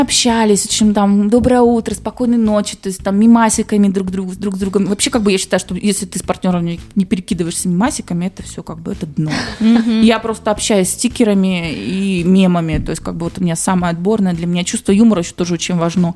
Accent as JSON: {"language": "Russian", "region": "Urals", "country": "Russia", "said": "мы, уральцы, наоборот, привыкли к тому, что там снег"}